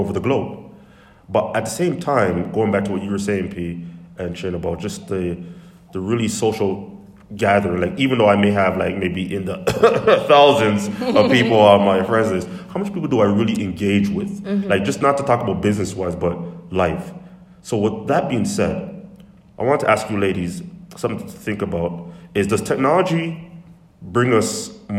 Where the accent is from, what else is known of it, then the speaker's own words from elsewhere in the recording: Canada; I was born and raised in Canada